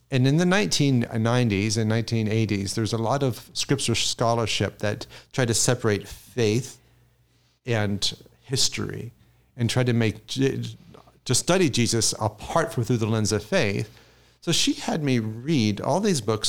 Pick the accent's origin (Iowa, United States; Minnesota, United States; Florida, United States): Florida, United States; Jacksonville; moved away; I'm from Jacksonville, went to Florida State University